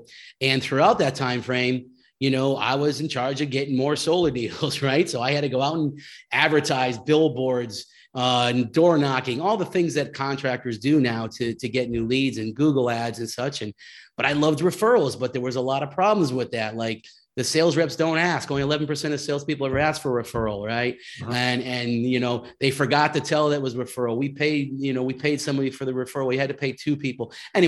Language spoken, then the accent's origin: English; Connecticut, United States; I moved the family back to California from the East Coast. I was from Connecticut.